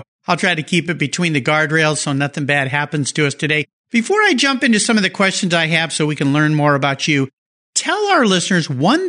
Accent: California, United States; I was born and raised in California, and so I grew up with flip-flops and a surfboard. Never a cowboy hat

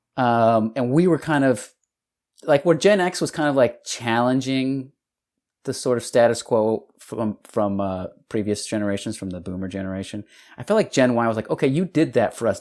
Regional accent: El Paso, Texas, United States; moved away; Texas, from El Paso, Texas

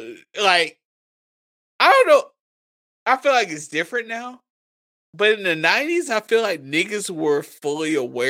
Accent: the South, United States; I wouldn't trade growing up in the South for nothing.

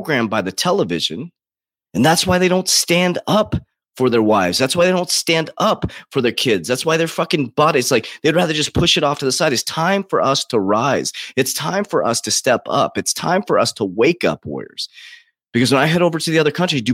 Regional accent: United States; Now I'm proud to be an American. I built, you know, $1 million company as an American here

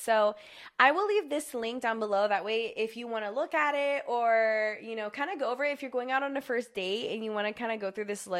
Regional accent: Myrtle Beach, South Carolina, United States; moved away as an adult; now in Charlotte, United States; I am from Myrtle Beach. I lived in Myrtle Beach my whole life

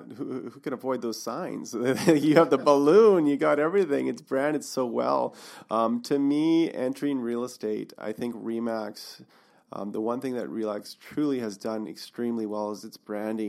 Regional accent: Revelstoke, British Columbia, Canada; now in Kelowna, Canada; I grew up in Revelstoke. That's my hometown.

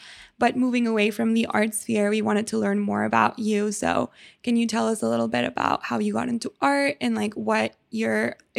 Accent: Mexico; I am from Mexico

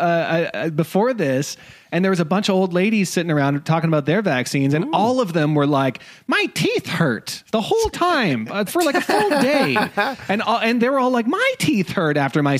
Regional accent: Saskatchewan, Canada; I am from Saskatchewan

